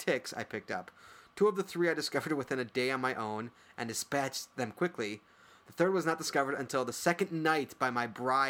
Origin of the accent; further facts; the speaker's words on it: Hinsdale, Illinois, United States; now in Albuquerque, United States; I grew up in Hinsdale.